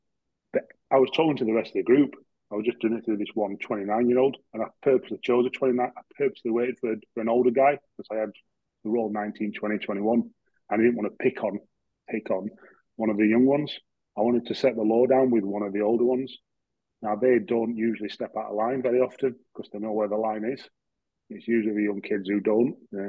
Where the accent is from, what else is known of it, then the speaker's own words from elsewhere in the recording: Yorkshire and the Humber, United Kingdom; I'm a Yorkshireman.